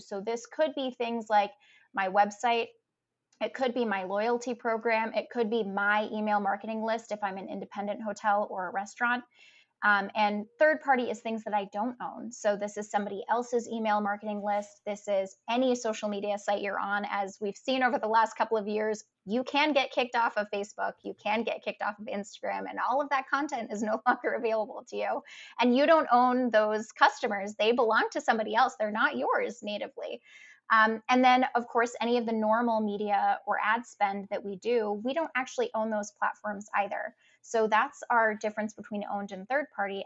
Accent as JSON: {"language": "English", "town": "Providence", "region": "Rhode Island", "country": "United States", "tie": "born or raised there", "said": "I grew up in Providence, Rhode Island"}